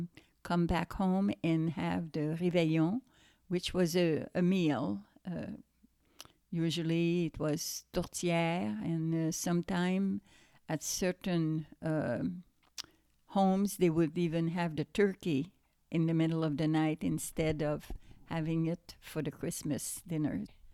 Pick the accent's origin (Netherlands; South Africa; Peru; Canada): Canada; Montreal, Quebec; first language French; English is a second language; moved away as an adult; now in United States; Well, I am from Quebec, so it's French Canadian. And when I went to the United States, I was about 20, turning 21. And I really did not speak English because where I was in Montreal, it was really just French speaking people.